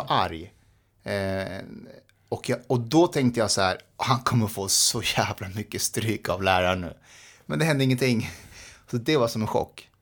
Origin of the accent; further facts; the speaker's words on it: Nacka, Stockholm County, Sweden; Swedish is a second language; also born or lived in Afghanistan; jag växte upp i Nacka